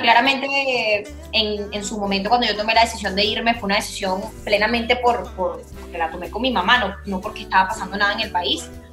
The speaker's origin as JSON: {"language": "Spanish", "country": "Venezuela", "moved": "yes", "lives_now": "Spain", "said": "soy la única venezolana"}